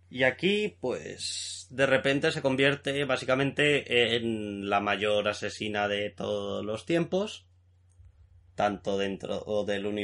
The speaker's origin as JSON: {"language": "Spanish", "country": "Spain", "said": "Yo soy español."}